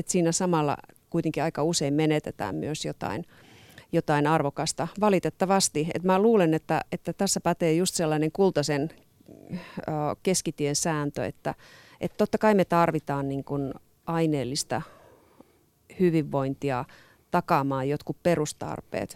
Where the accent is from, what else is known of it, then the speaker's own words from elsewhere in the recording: Oulu, North Ostrobothnia, Finland; moved away; also born or lived in Southern Finland; mä itse olen Oulusta kotoisin